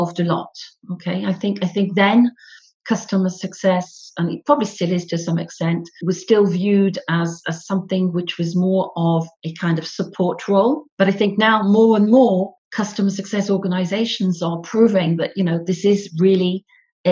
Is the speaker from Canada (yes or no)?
no; the north of England, United Kingdom; accent: northern; moved away as an adult; now in Paris, France; as you can probably gather from my northern accent, I'm from the north of England originally, but I've actually been spending all my career in Paris, where I live now